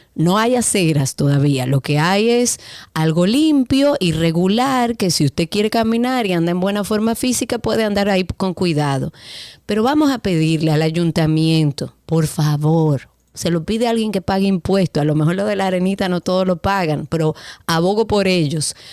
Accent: Dominican Republic

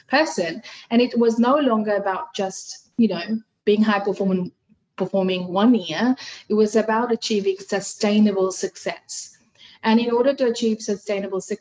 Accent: Fiji; first language Hindi; English is a second language; now in Australia; I come from Fiji Islands

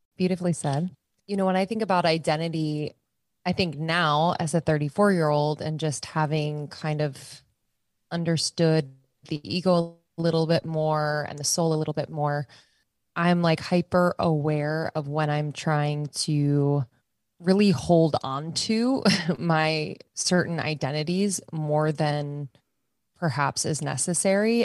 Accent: Pennsylvania, United States; moved away as an adult; also born or lived in Boston / New York / Los Angeles; I'm from the East Coast, Pennsylvania. Uh, spent most of my life on the East Coast

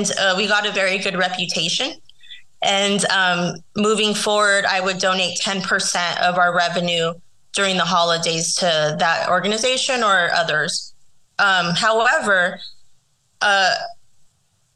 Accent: San Diego, California, United States; San Diego, where my hometown is

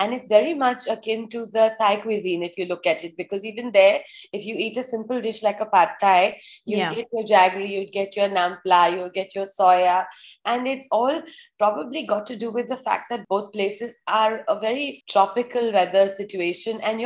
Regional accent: Gujarat, India; now in Mumbai, India; we come from a state which is almost 60% dry, arid climate

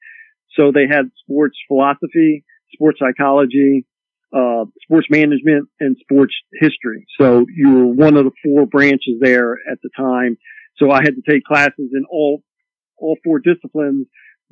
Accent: Columbus, Ohio, United States; moved away; I grew up in Columbus, you know, being a huge Ohio State football fan

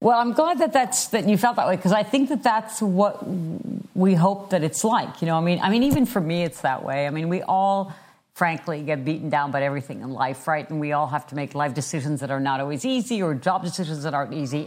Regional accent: France; moved away; I am originally from France

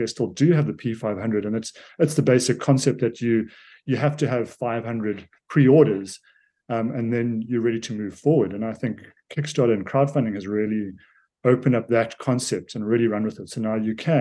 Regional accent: South Africa; I'm a South African

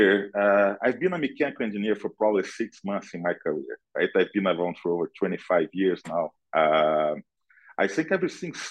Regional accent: Brazil; moved away as an adult; now in United States; I'm originally from Brazil. I live in the US for about 17 years now.

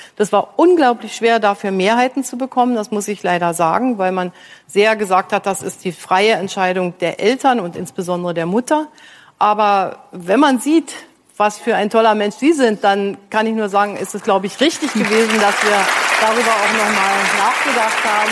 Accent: East Germany, Germany; ich bin in der DDR aufgewachsen

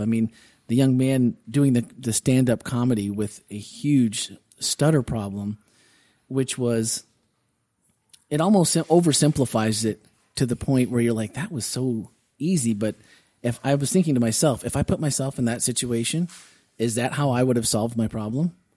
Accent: Wisconsin, United States; When we were kids, growing up in Wisconsin

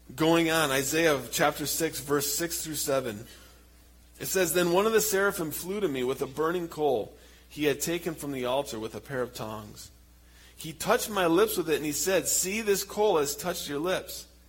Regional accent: Michigan, United States; moved away as an adult; also born or lived in Papua, Indonesia; now in Indonesia; we're from Michigan

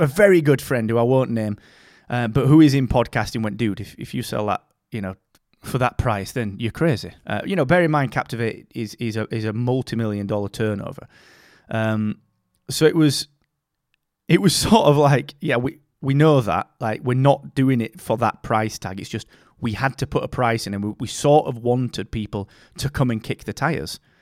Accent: Barnsley, Yorkshire and the Humber, United Kingdom; I'm from Barnsley, man. I'm fr, I'm from a mining town in the north of England, and I grew up eating bread and dripping

